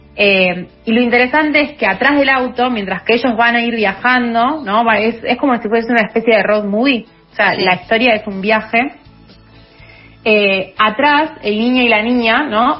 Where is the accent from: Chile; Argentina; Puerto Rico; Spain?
Argentina; en Argentina